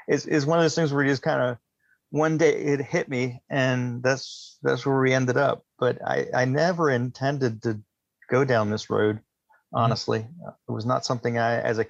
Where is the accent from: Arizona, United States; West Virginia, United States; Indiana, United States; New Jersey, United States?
West Virginia, United States; Takoma Park, Maryland; I was born in Takoma Park, Maryland. I moved to West Virginia when I was in sixth grade